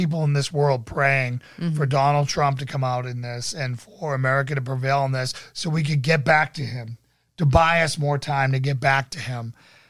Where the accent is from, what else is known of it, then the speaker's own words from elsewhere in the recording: Russia; now in Germany; I'm actually in Germany. Do you know that literally the whole world prays for the USA, also in Russia? I'm originally from Russia.